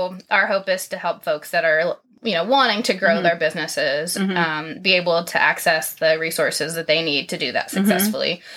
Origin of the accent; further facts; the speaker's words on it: Tennessee, United States; moved away as an adult; now in Owako (?), Ohio, United States; I grew up in Tennessee